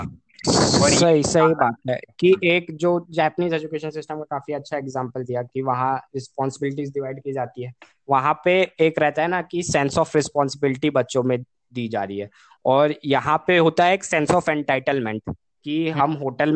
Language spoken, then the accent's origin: Hindi; India; we as a Indians मतलब बचपन से ही वी हैव बीन मल्टीलिंगुअल